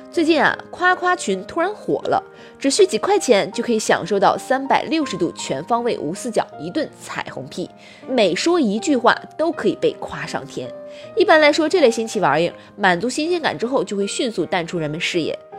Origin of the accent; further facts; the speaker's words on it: China; 我们中国人